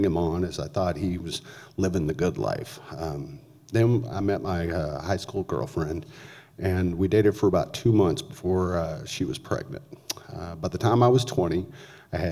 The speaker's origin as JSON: {"language": "English", "town": "Lubbock", "region": "Texas", "country": "United States", "tie": "born or raised there", "said": "I grew up in Lubbock, Texas, the youngest of four."}